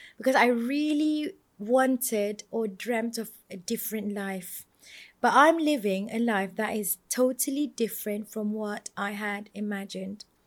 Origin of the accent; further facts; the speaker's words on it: Malaysia; I'm from Malaysia.